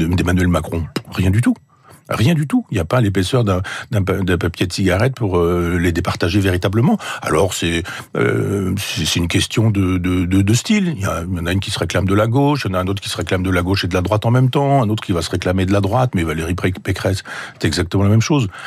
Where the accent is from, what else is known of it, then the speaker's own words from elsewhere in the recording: Chambois, Normandy, France; mon village natal à chambois